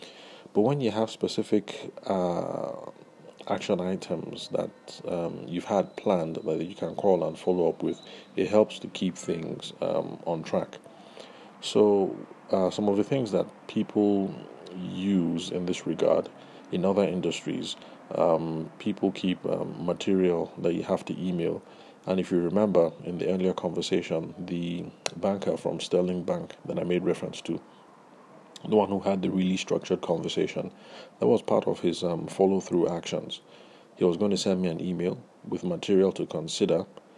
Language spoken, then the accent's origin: English; Delta, Nigeria; I'm from Delta State